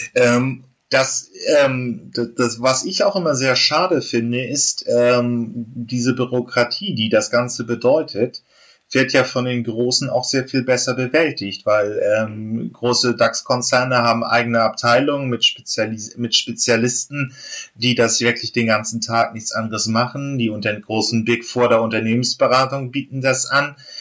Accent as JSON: {"language": "German", "country": "Germany", "said": "wir als, als Deutsche"}